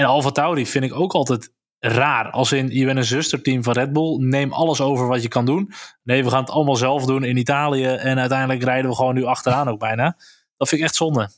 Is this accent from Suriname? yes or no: no; Netherlands; wij het als Nederlanders